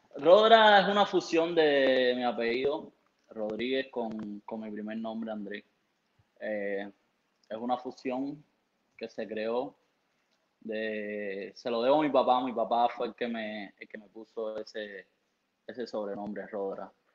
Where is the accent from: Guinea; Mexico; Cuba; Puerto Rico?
Cuba; now in United States; en Cuba, sabe De donde yo, de donde yo provengo, mi país natal, eh, es, difícil, no es como aquí que hay un poco más de posibilidades